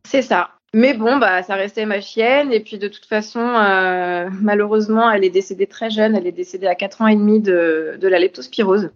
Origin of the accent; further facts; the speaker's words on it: Orléans, Centre-Val de Loire, France; j'habitais pas Paris ni la région parisienne, j'étais d'Orléans